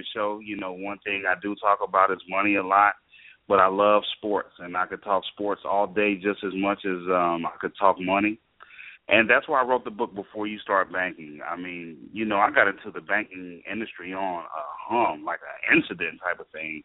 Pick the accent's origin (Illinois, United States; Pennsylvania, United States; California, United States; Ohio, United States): Ohio, United States; I'm from Ohio